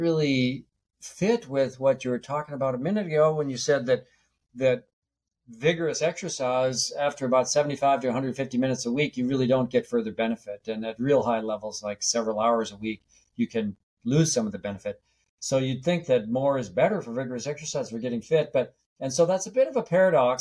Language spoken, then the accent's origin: English; North Dakota, United States; I grew up in North Dakota near the Canadian border